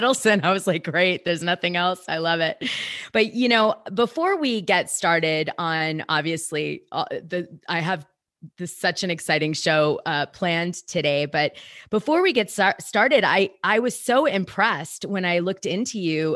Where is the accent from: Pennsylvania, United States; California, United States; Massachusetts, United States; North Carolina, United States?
Massachusetts, United States; Haverhill; also born or lived in Connecticut; I was raised in Boston